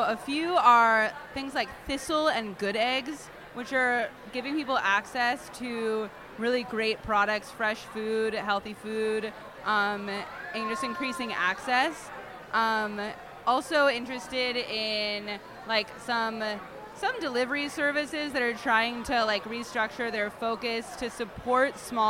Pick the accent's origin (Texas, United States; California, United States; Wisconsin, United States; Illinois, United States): California, United States; I knew I wanted to go back to California, just because I'm from California and the culture's a little different.